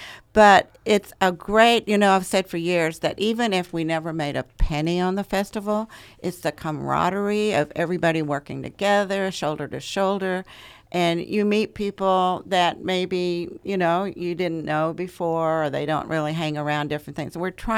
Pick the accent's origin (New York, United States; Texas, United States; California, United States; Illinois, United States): Texas, United States; now in Ventura County, United States; I'm from Southern Greece. I'm from Texas.